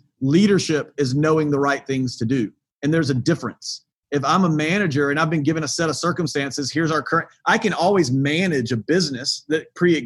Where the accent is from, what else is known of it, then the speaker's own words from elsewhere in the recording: the South, United States; I grew up in the South